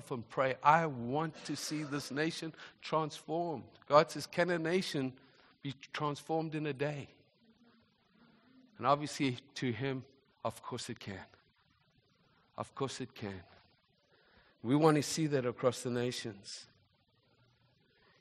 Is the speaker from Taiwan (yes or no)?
no; South Africa; also born or lived in Zimbabwe; now in Canada; I wasn't born in this nation, born in Zimbabwe, grew up in South Africa